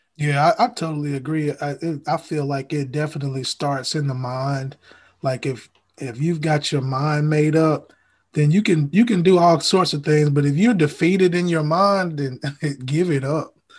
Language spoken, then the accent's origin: English; Huntsville, Alabama, United States; I'm actually from Huntsville